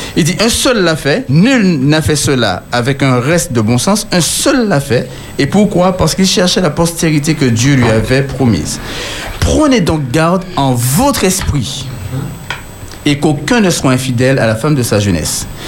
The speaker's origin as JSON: {"language": "French", "country": "Martinique", "said": "je suis martiniquais"}